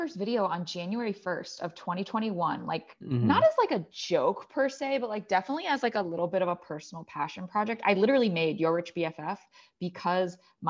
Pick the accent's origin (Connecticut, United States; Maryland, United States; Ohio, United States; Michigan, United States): Maryland, United States; So I grew up in the suburbs of Maryland. I'm an only child. My parents are Chinese immigrants.